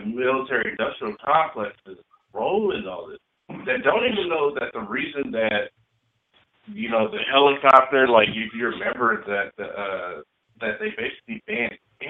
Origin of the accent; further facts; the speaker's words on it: Ohio, United States; I'm from Ohio